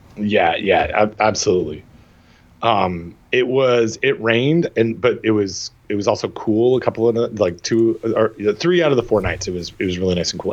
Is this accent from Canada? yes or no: yes; Toronto, Ontario, Canada; moved away; my hometown Toronto